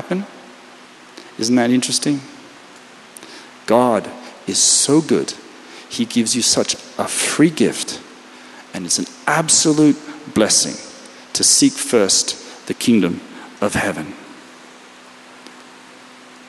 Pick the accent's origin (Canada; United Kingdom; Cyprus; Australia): Australia; now in Israel; I come from Australia, which means we actually still have a king or queen.